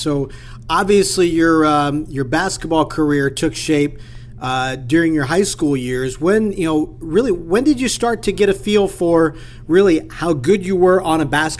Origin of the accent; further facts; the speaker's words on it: Middletown, Pennsylvania, United States; Middletown, Pennsylvania, my hometown.